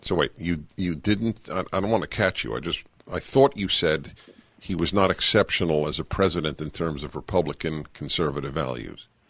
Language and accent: English; New York, United States; I grew up quintessentially Jewish in New York as a liberal Jew Democrat